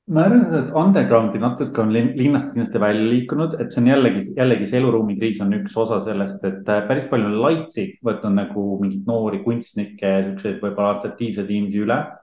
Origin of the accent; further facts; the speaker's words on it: Estonia; moved away as an adult; now in Berlin, Germany; me oleme mõlemad Eestist ära pagenenud mingil omadel põhjustel